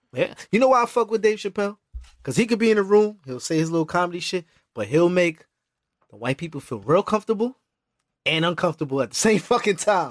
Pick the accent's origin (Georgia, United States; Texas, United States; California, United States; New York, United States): New York, United States; New York City; I'm from Brooklyn, but I mean, I thought I was from Harlem at one point.